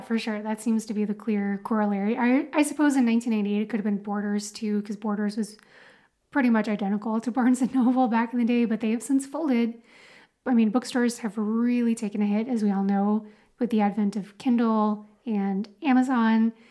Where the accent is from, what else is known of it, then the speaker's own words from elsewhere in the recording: Dallas, Texas, United States; moved away; I grew up in Dallas, Texas